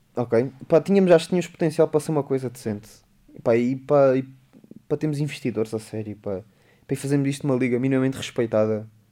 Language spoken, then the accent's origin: Portuguese; Beja, Alentejo, Portugal; é o pé de Beja, é o pé da minha terra